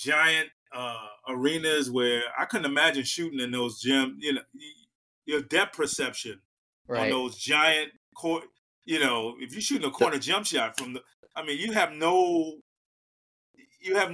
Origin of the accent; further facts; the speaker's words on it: New York City, New York, United States; moved away as an adult; I grew up in Harlem